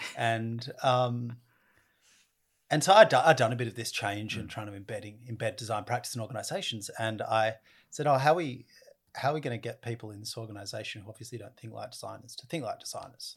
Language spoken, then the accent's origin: English; Australia; I come from Australia and we have the uh, oldest continuous culture in the world